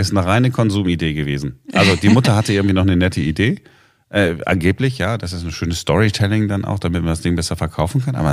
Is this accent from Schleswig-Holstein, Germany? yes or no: no; Duisburg, North Rhine-Westphalia, Germany; wie man bei uns in Duisburg früher gesagt hat, wegen die armen Kinder, gebet jetzt den Kranz.